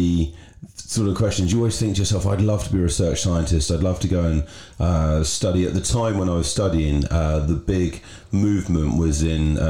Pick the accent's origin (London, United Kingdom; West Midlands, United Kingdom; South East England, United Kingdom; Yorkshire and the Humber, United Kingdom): South East England, United Kingdom; Berkshire; Grew up in the countryside in Berkshire